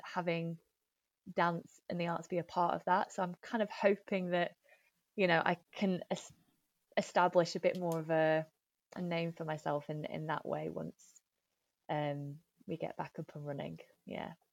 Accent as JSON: {"language": "English", "town": "Nottingham", "region": "East Midlands", "country": "United Kingdom", "tie": "born or raised there", "also_born_or_lived": "London", "moved": "as an adult", "lives_now": "Manchester, United Kingdom", "said": "I grew up in Nottingham and my family, uh, are still, still there"}